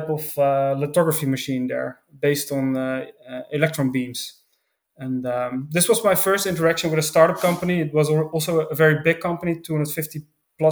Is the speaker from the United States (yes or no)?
no; Netherlands; I grew up in the Netherlands